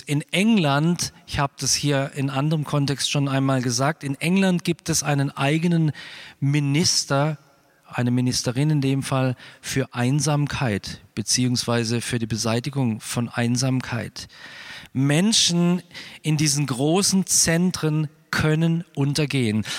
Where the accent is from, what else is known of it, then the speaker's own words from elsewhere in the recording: Freiburg, Baden-Württemberg, Germany; Ich lebe jetzt mittlerweile 55 Jahre in Freiburg. Ich bin einer der zwei gebürtigen Freiburger, die noch in Freiburg wohnen